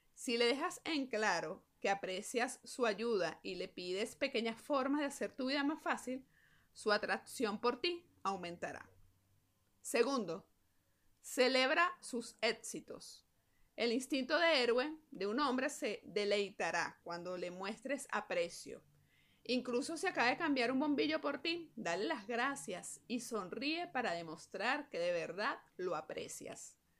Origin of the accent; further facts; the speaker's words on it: Venezuela; me encuentro una vez más aquí en mi país trabajando